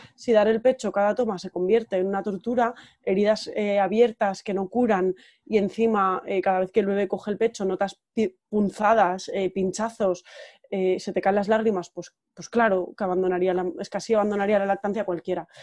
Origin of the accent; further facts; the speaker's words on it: Valencian Community, Spain; moved away as an adult; also born or lived in Terrassa; now in San Sebastián, Spain; soy valenciana, pero llevo ya unos años viviendo en Donosti desde 2012